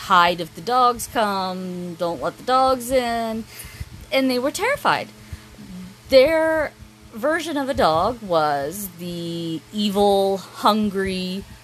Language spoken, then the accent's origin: English; United States; we're Korean, but we were raised in America.